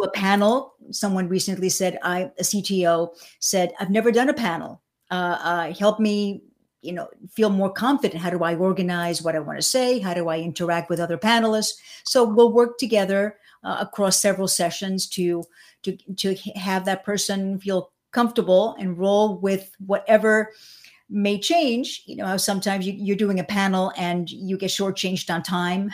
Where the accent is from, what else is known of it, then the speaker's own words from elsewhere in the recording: suburban New York, United States; also born or lived in Cuba; now in Miami, United States; I was born in Cuba. I came when I was seven and a half. I was really raised in, uh, suburban New York.